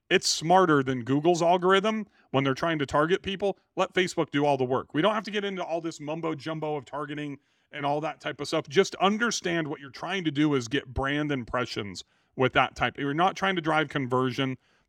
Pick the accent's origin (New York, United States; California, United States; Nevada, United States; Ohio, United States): California, United States; Bakersfield; now in Nashville, United States; I have been to Bass Lake a few times when I grew up in Bakersfield.